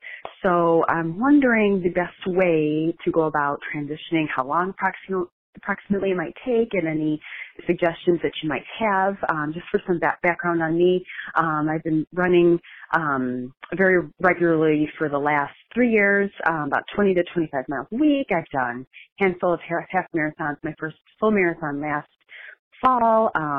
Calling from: Naperville, Illinois, United States; I'm calling from Naperville, Illinois.

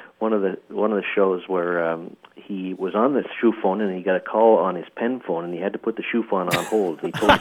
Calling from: Ontario, Canada; I'm calling from Ontario, Canada, near Ottawa.

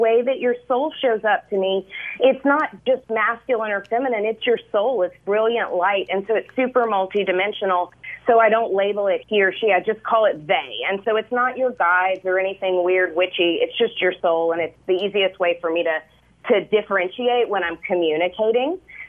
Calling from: Belize; I'm calling from Belize. We moved to Belize a year ago in July

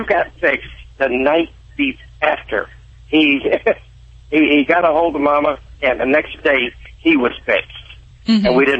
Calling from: Kankakee, Illinois, United States; Right now, I'm in Kankakee, Illinois.

